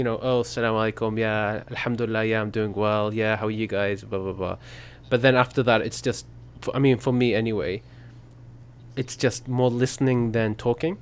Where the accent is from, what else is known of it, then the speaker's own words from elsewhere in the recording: United Kingdom; first language English; because English is my first language, mm-hmm. because I grew up in the UK